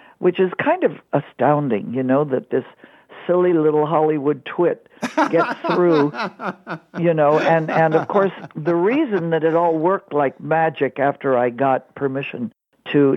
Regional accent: Montreal, Quebec, Canada; I grew up in Montreal, Canada

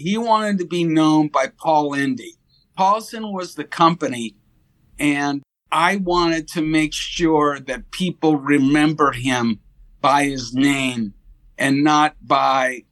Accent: Las Vegas, Nevada, United States; also born or lived in Monterey Park, California; I grew up in Las Vegas

